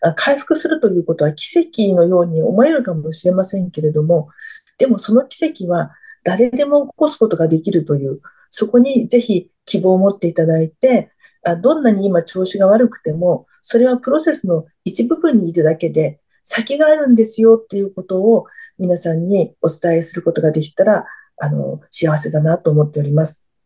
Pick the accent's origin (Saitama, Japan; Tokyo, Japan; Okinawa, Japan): Tokyo, Japan; now in Fukuoka, Japan; 東京生まれの東京育ちですので